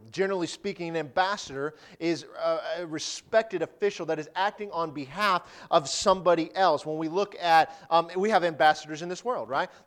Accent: Detroit, Michigan, United States; born there; Now, I was born in Detroit, okay?

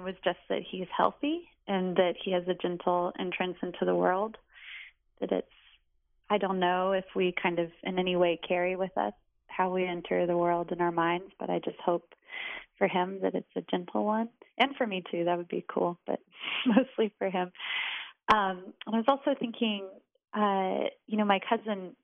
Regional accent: Richmond, Virginia, United States; moved away as an adult; now in Whitesburg, United States; I'm from Richmond, Virginia

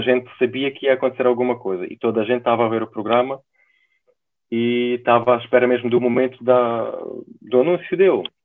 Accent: Ukraine; Portuguese is a second language; now in Portugal; eu sou ucraniano, sou da Ucrânia

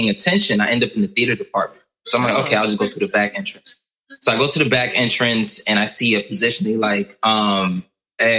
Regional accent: New York City, New York, United States; I'm from New York, proud representative, born and raised. I was raised on the Lower East Side, Manhattan, New York

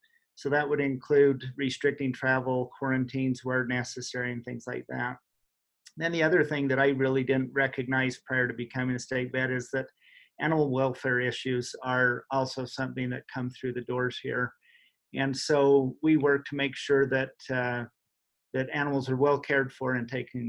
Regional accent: Fruit Heights, Utah, United States; I grew up in Fruit Heights

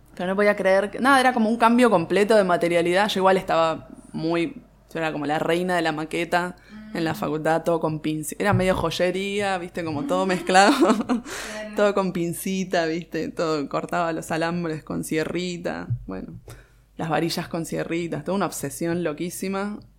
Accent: Buenos Aires, Argentina; Soy de capital, de Boedo

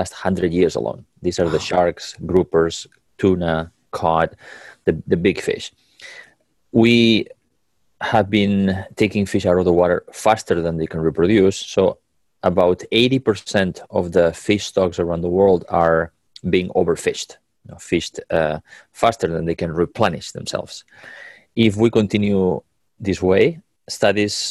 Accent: Catalonia, Spain; moved away; I was a little boy growing up in Catalonia, in Spain

